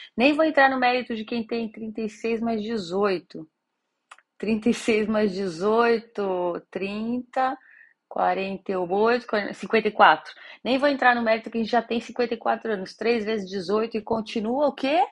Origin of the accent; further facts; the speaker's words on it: São Paulo, Brazil; Eu sou de São Paulo, capital